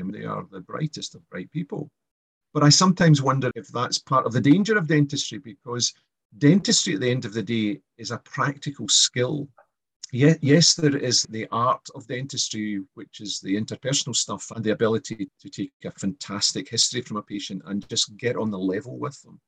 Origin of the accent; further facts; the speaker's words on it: Kilmarnock, Scotland, United Kingdom; I grew up in Kilmarn in Ayrshire